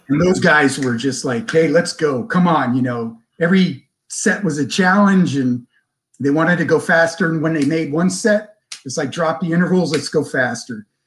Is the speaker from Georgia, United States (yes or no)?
no; Glen Burnie, Maryland, United States; born or raised there; moved away as an adult; also born or lived in Munich, Germany; now in San Diego, United States